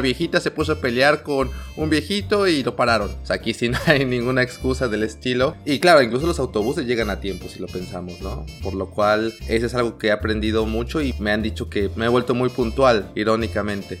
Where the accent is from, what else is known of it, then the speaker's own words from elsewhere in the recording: Mexico; first language Spanish; moved away as an adult; now in Northern Europe; trato de seguir siendo bien mexicano porque pues son mis raíces